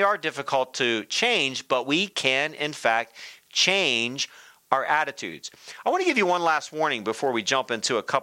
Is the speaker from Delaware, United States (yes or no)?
yes; Delaware, United States; When I was a kid growing up, I grew up in Delaware.